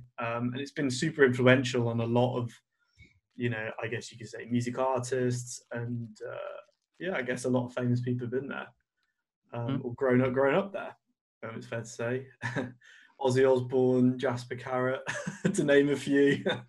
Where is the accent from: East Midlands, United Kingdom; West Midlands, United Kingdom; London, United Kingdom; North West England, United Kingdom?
West Midlands, United Kingdom; Birmingham; both of us growing up in Birmingham, something that happens to me all the time is like people say, oh, you don't sound like you're from Birmingham.